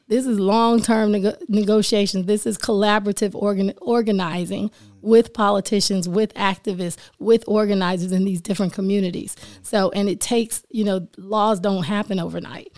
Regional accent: Sanford, Florida, United States; also born or lived in Keflavik, Iceland; I was born and raised in Sanford, Florida.

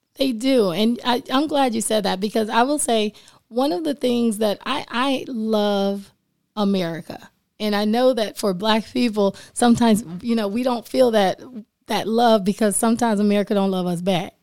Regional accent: Sanford, Florida, United States; also born or lived in Keflavik, Iceland; I was born and raised in Sanford, Florida.

